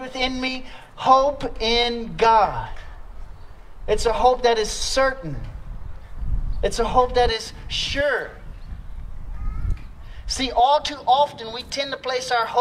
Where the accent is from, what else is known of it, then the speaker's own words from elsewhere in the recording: Louisiana, United States; moved away; I'm from Louisiana